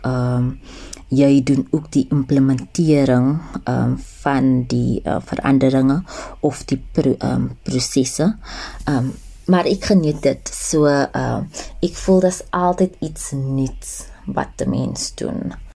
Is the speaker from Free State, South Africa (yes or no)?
no; Cape Town, Western Cape, South Africa; moved away as an adult; now in Johannesburg, South Africa; ek is gebore in die Kaap.